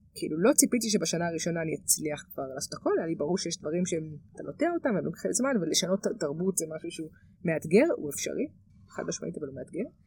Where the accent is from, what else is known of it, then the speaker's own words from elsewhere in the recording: Israel; גדלתי במושב